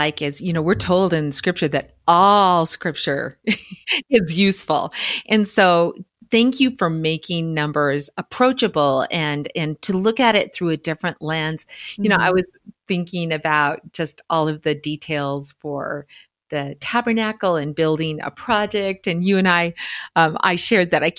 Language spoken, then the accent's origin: English; Montana, United States; my home state of Montana